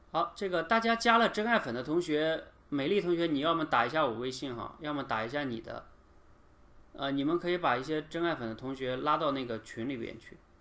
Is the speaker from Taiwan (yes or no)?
no; China; 我们中国人